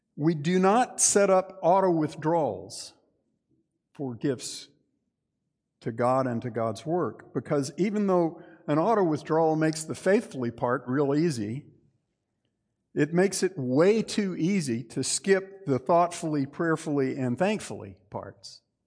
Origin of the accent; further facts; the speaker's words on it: Texas, United States; I'm Texan